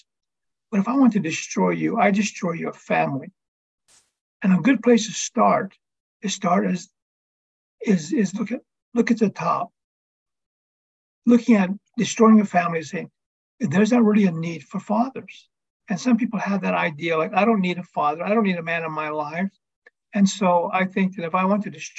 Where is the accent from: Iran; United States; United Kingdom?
United States; reservation in Northern Arizona; I am half Hopi and half Navajo. Born and raised on the reservation here in Northern Arizona.